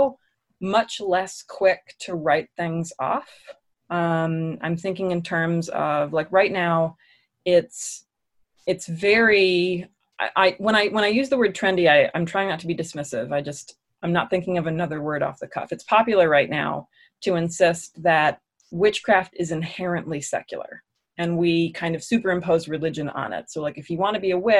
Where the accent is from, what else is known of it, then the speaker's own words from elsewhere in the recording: Alexandria, Virginia, United States; moved away as an adult; also born or lived in Washington, District of Columbia, United States; now in Raleigh, United States; I was born in DC and I grew up in Alexandria, Virginia.